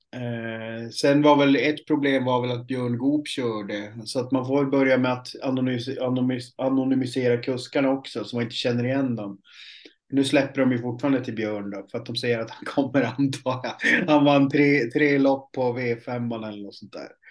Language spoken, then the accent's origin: Swedish; Piteå, Norrbotten County, Sweden; moved away; uppe i Piteå där jag kommer ifrån